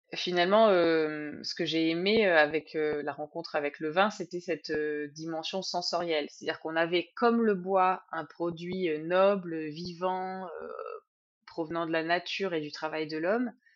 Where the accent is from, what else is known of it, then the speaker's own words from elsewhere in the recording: Sologne, southern Loir-et-Cher, Centre-Val de Loire, France; je viens du Loir-et-Cher, au sud du Loir-et-Cher, dans le coin qui s'appelle la Sologne